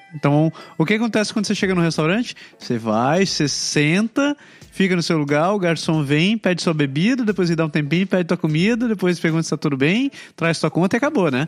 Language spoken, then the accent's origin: Portuguese; Brazil; moved away; eu sou brasileiro